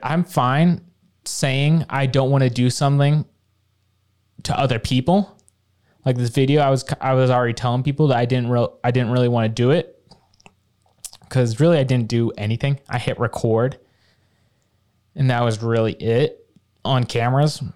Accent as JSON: {"language": "English", "town": "Bountiful", "region": "Utah", "country": "United States", "tie": "born or raised there", "said": "from growing up in Bountiful"}